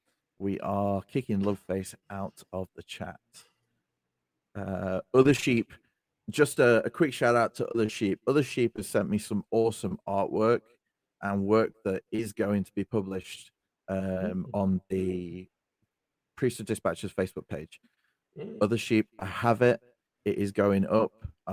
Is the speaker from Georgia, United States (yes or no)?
no; Utah, United States; everyone's experience growing up in Utah as a Mormon. Grew up as a cookie cutter Mormon.